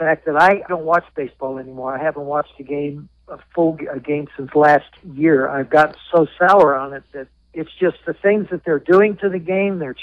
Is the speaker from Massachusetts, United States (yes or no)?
no; Southern California, United States; also born or lived in Pittsburgh area; now in Jacksonville, United States; I grew up in Southern California